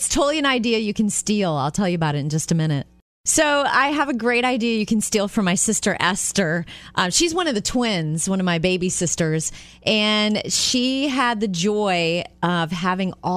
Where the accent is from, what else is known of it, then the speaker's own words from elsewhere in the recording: Jupiter, Florida, United States; moved away; my hometown in Jupiter, Florida